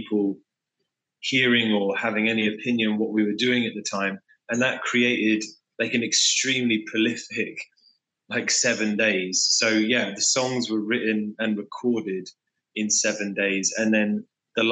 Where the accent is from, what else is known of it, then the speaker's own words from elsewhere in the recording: England, United Kingdom; I am an English frontman / songwriter / singer from UK-based band …